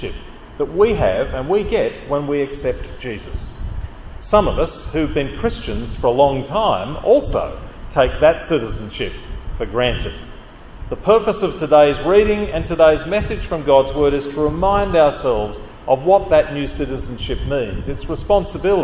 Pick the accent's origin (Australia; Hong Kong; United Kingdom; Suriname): Australia; also born or lived in Canada; I came to Australia as a migrant